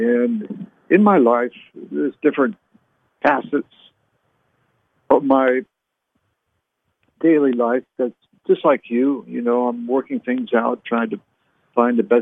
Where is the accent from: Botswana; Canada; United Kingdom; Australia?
Canada; now in United States; I was born in Canada. So I'm a U.S. citizen now